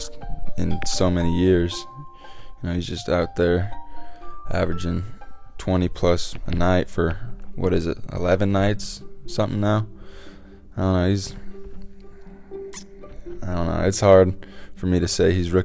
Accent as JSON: {"language": "English", "region": "Utah", "country": "United States", "tie": "born or raised there", "said": "growing up in Utah"}